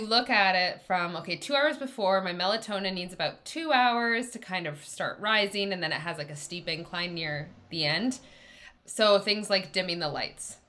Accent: Canada; I'm Canadian

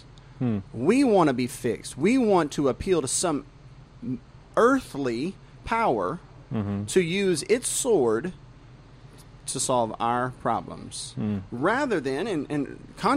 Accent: the South, United States; I was born and raised in the South. I'm a Southern man

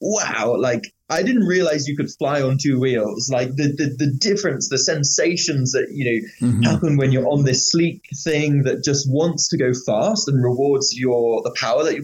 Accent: Bristol, South West England, United Kingdom; So I'm from the UK. I grew up in Bristol, which is where I am right now.

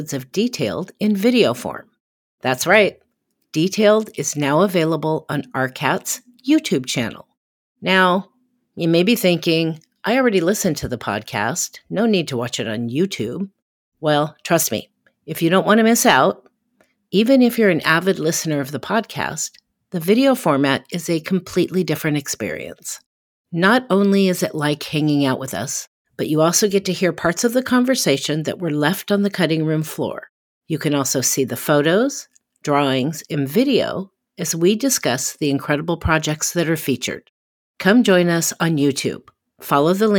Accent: Portland, Oregon, United States; I'm from Portland, Oregon

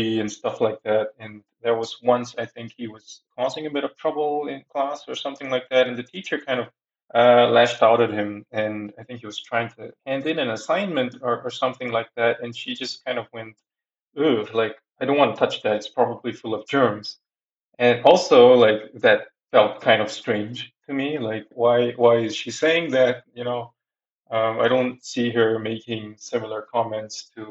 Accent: Singapore; moved away as an adult; now in Switzerland; I come from Singapore and I'm doing my PhD in Switzerland currently.

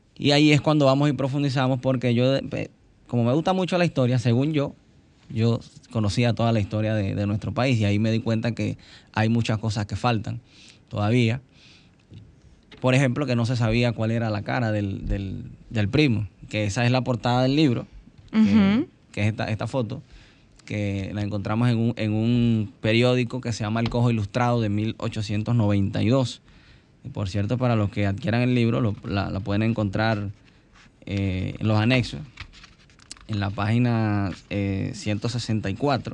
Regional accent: Dominican Republic; nosotros como dominicanos

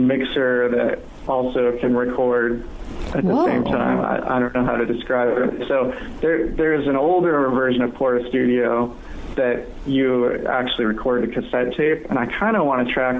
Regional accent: San Francisco, California, United States; now in Seattle, United States; I'm actually from San Francisco originally, but I've been in Seattle for like 15 years, 16, something like

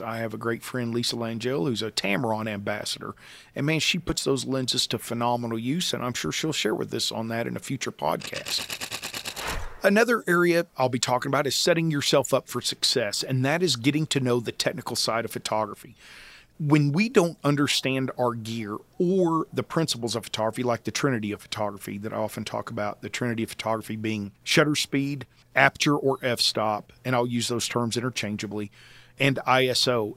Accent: Oklahoma, United States; I grew up in Oklahoma with a love for the Old West

